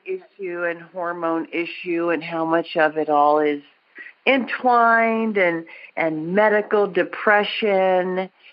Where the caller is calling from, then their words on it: Sedona, Arizona, United States; I'm calling from Sedona, Arizona